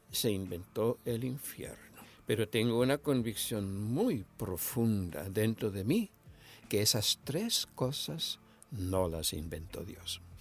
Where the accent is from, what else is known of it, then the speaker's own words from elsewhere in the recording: Misiones, Argentina; moved away; yo nací en Misiones, Argentina, en el 1946. Me crié en una familia grande